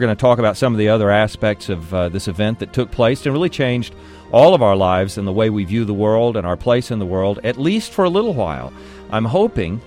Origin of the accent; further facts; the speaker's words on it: Texas, United States; I'm a Texan. I've lived here my entire life.